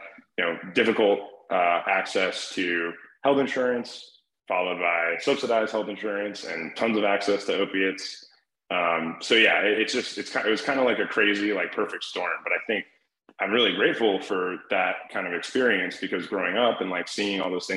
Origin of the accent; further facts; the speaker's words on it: Cleveland, Ohio, United States; I grew up in Cleveland